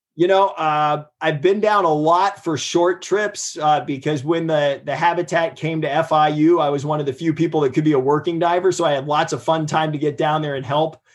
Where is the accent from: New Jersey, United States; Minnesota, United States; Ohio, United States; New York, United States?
Ohio, United States; I grew up in Ohio. We had a river catch on fire.